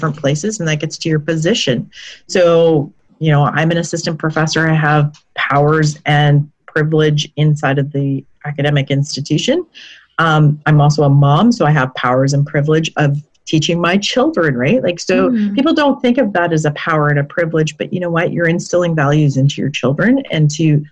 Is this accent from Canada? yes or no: yes; Canada; we're not just First Nations people in Canada